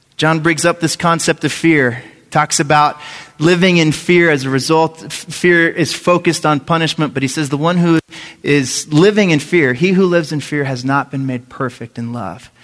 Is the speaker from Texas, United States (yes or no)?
yes; San Antonio, Texas, United States; I grew up in San Antonio, Texas